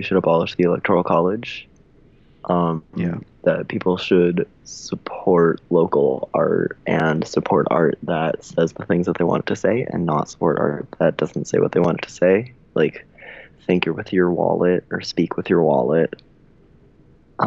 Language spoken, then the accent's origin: English; California, United States; I am from California, like born and raised